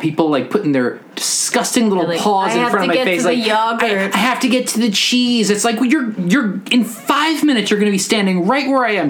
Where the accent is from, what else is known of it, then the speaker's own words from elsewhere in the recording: Westchester, New York, United States; as a teen, I grew up in Westchester.